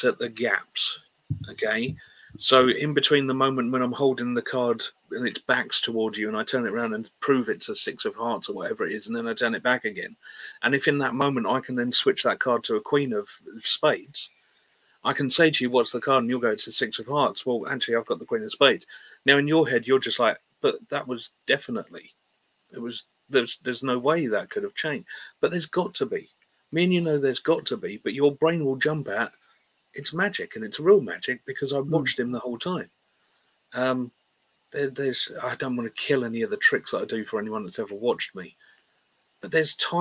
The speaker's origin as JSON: {"language": "English", "country": "United Kingdom", "said": "We're British."}